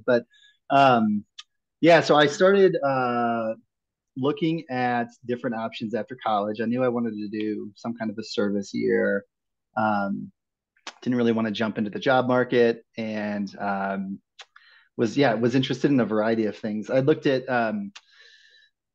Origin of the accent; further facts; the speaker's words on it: Midwest, United States; moved away; I grew up in the Midwest